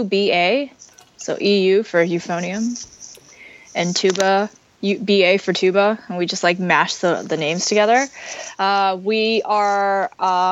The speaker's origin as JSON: {"language": "English", "country": "Canada", "said": "we're so Canadian"}